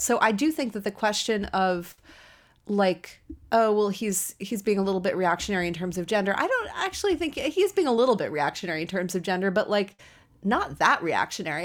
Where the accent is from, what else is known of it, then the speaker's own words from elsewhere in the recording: United States; an American woman